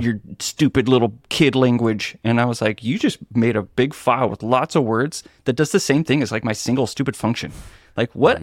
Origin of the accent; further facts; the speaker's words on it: Seattle, Washington, United States; Pacific Northwest in Seattle